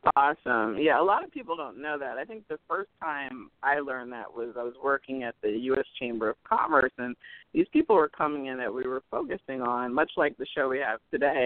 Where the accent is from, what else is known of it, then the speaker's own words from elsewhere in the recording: Cherry Hill, New Jersey, United States; I'm from Cherry Hill, which is right over uh, the bridge there